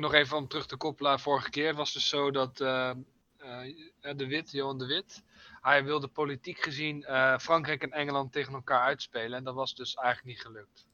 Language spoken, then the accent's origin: Dutch; Netherlands; ik als Nederlander